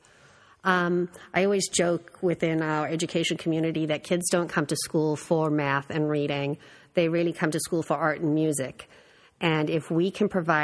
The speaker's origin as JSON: {"language": "English", "country": "South Africa", "also_born_or_lived": "Virginia, United States", "moved": "yes", "lives_now": "Connecticut, United States", "said": "I came from Virginia, but originated in South Africa."}